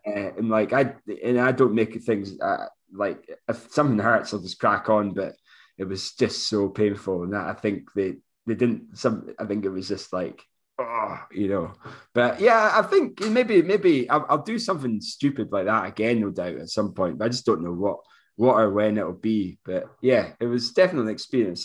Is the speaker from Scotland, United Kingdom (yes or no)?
yes; Moray, Scotland, United Kingdom; 'cause I'm from Murray as well